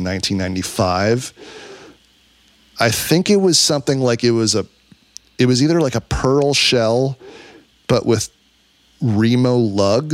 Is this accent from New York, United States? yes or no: yes; New York City, New York, United States; I grew up in New York City